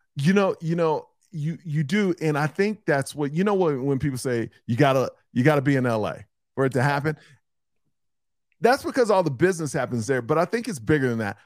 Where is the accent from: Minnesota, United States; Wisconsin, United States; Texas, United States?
Texas, United States; Houston; I'm from Houston